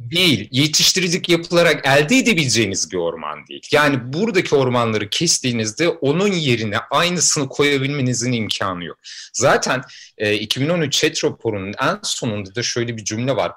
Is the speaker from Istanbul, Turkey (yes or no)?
no; a village near Fatsa, Ordu, Turkey; benim köyümde